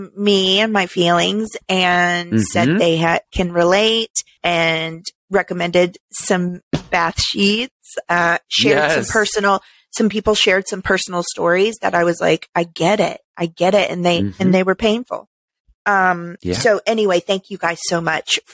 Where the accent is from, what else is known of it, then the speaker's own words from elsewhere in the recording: Midwest, United States; moved away; I was raised in the Midwest